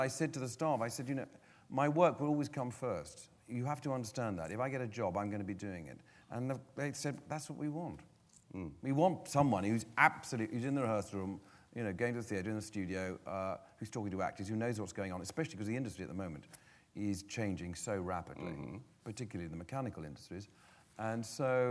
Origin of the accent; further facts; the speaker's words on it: London, United Kingdom; I've been born and brought up in London